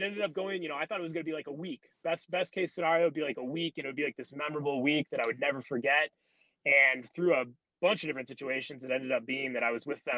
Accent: United States; as an American player

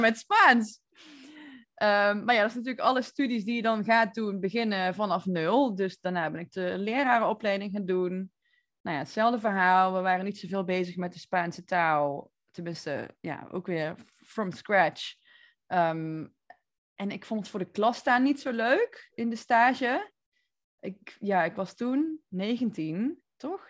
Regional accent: North Brabant, Netherlands; accent: Brabant; moved away as an adult; also born or lived in Barcelona / Nicaragua; ik kom uit Brabant, zoals je hoort waarschijnlijk.

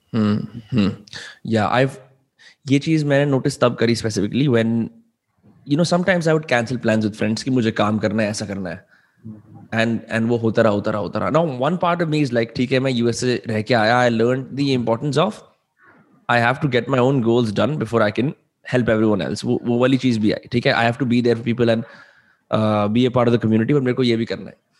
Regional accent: Faridabad, Haryana, India; also born or lived in Mumbai; दिल्ली के बगल में एक शहर है फरीदाबाद में वहां रहता हूँ और मेरे सारे दोस्त यहाँ रहते हैं

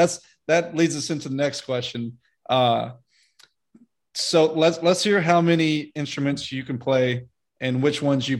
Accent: Birmingham, Alabama, United States; moved away; also born or lived in Nashville; And I'm from Birmingham.

